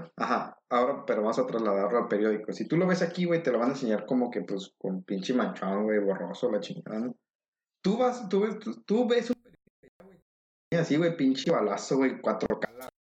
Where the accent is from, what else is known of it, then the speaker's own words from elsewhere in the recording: State of Mexico, Mexico; moved away; yo soy del Estado de México